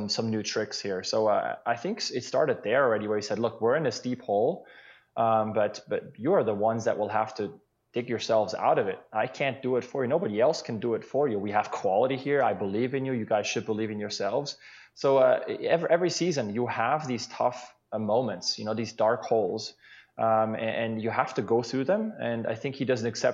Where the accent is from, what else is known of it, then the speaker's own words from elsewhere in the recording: Switzerland; now in Seattle, United States; growing up in Switzerland